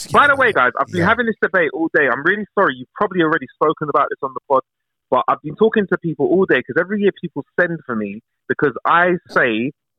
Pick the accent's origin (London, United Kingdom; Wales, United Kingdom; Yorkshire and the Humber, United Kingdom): London, United Kingdom; I've got Irish in me, yeah. I've got Irish. I'm from North West London. Definitely got Irish.